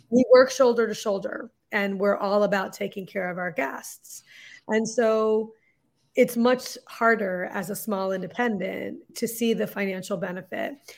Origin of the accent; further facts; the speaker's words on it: Lexington, Massachusetts, United States; also born or lived in London; we moved back to Lexington, Massachusetts, which is where I had moved when I was twelve, so it's my hometown